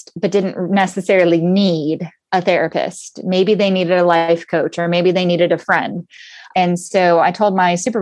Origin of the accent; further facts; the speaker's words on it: Southern California, United States; I was born and raised in Southern California. And so I'm a SoCal girl surfer